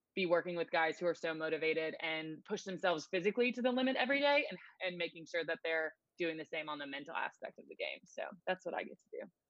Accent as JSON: {"language": "English", "town": "Nashville", "region": "Tennessee", "country": "United States", "tie": "born or raised there", "also_born_or_lived": "Chattanooga, Tennessee", "said": "I am born and raised in Nashville"}